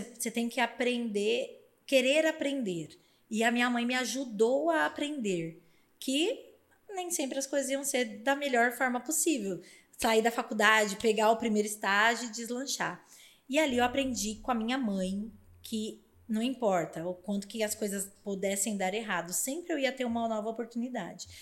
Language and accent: Portuguese; São Paulo, Brazil; eu cresci numa família muito humilde na Zona Leste de São Paulo